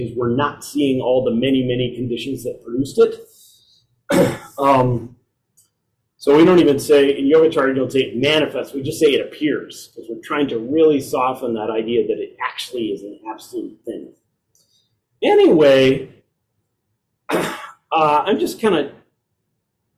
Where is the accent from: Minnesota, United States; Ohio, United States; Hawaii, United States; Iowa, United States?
Iowa, United States; I was raised in Iowa, sorry, raised in Iowa